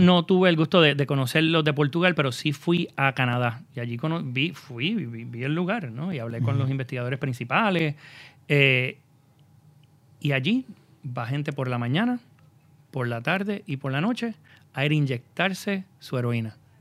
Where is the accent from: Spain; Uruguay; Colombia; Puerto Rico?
Puerto Rico